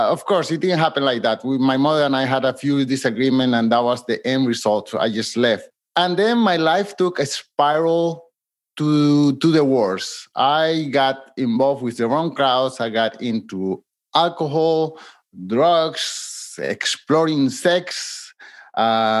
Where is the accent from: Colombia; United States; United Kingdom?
Colombia; now in Montreal, Canada; I live in Montreal, Canada, but I'm from Colombia, South America.